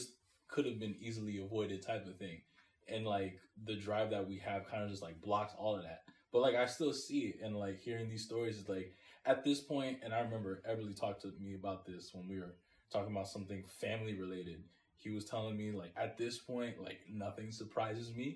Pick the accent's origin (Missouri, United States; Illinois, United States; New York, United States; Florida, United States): New York, United States; New Rochelle; I grew up in New Rochelle, New York